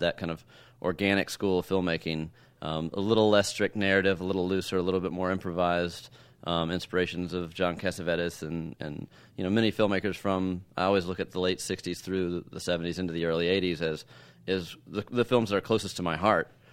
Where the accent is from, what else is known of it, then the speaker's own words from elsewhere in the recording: Texas, United States; I grew up in Texas